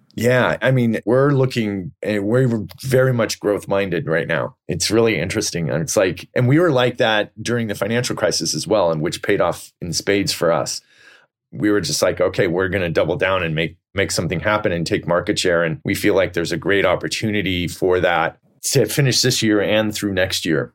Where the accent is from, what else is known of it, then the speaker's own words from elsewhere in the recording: Silicon Valley, California, United States; I grew up in Silicon Valley